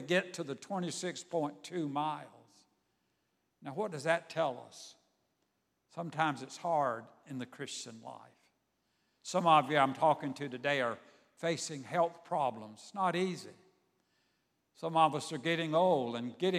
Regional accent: Savannah, Georgia, United States; I grew up in Savannah, Georgia.

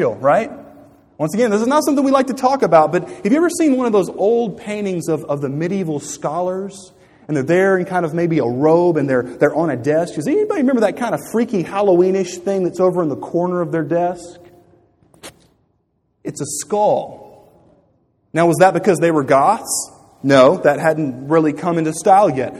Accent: Louisiana, United States; growing up in Louisiana along the banks of the Mississippi River

